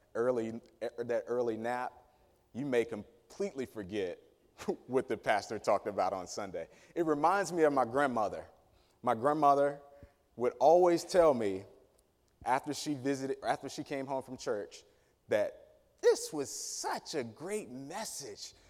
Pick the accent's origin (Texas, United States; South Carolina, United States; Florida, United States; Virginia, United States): Virginia, United States; Danville; community that I grew up in in Danville, Virginia, city proper, but specifically a place called Dry Fork, Virginia